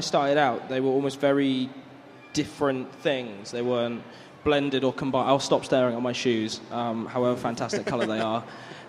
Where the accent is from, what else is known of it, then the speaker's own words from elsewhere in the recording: Bourne End, South East England, United Kingdom; now in Bath, United Kingdom; I'm originally from Community Church Bourne End. The irony, right? I have my mum and dad here.